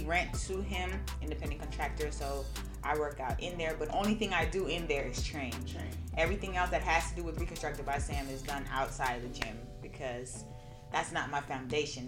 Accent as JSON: {"language": "English", "town": "Nassau", "country": "Bahamas", "also_born_or_lived": "Gwinnett, Georgia", "moved": "yes", "said": "I'm from Nassau, Bahamas"}